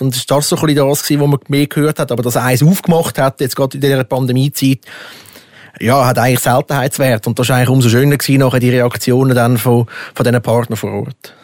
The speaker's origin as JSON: {"language": "German", "country": "Switzerland", "said": "bei uns in der Schweiz"}